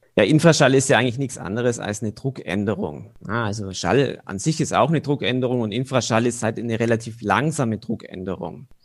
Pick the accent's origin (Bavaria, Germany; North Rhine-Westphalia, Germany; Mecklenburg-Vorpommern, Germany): Bavaria, Germany; Bavarian Swabia, Germany; moved away as an adult; also born or lived in Bayreuth; in meinem Heimatdorf, wo ich aufgewachsen bin, das ist in Bayerisch-Schwaben